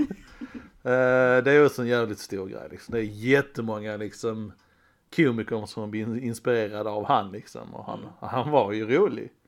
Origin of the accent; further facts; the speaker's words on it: Skåne, Sweden; vi är basically danskar. Skåne så